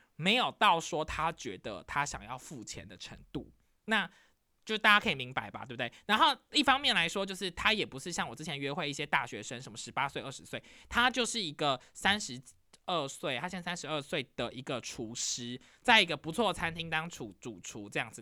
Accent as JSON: {"language": "Chinese", "country": "Taiwan", "tie": "born or raised there", "also_born_or_lived": "New York", "moved": "yes", "lives_now": "Michigan, United States", "said": "快可丽就是我小时候在台湾可能会看到的真奶店"}